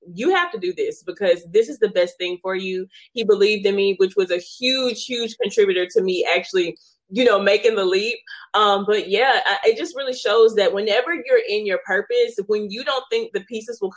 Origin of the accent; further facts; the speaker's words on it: Shreveport, Louisiana, United States; I am from Shreveport, Louisiana